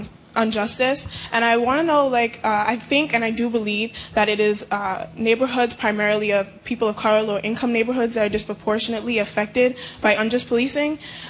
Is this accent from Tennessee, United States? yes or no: no; New York City, New York, United States; now in New Hampshire, United States; Hi, so I'm from Brooklyn, New York, like you are.